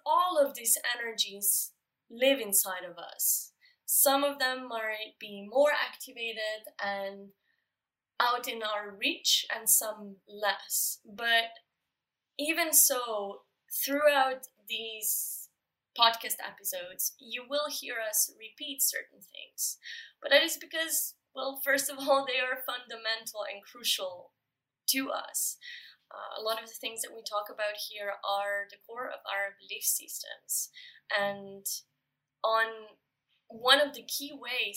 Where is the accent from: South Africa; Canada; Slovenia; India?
Slovenia; moved away; we are both originally from Slovenia